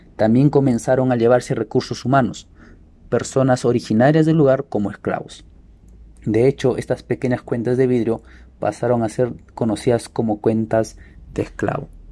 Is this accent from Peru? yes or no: yes; Peru; Como peruanos